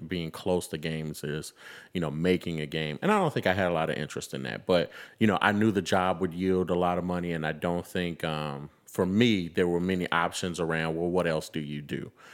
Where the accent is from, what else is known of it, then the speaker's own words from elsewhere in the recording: Chicago, Illinois, United States; also born or lived in Memphis, Tennessee; I am a, uh, Chicago Southside native